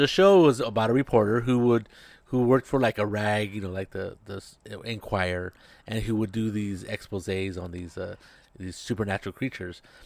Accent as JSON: {"language": "English", "country": "United States", "tie": "born or raised there", "said": "in a mall in my hometown, Las Salinas"}